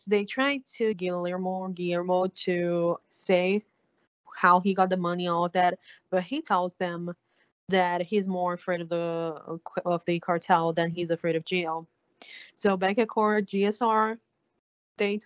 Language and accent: English; Brazil; I'm from South America, but my country speaks Portuguese. We don't speak Spanish here.